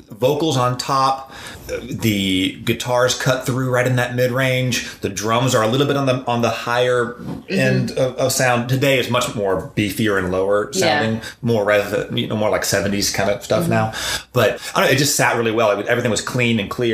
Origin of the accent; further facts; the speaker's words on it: North Carolina, United States; I'm from North Carolina, so it's kind of in my DNA